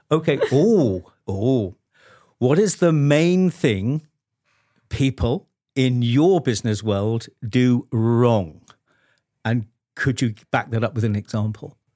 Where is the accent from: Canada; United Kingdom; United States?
United Kingdom; as a Brit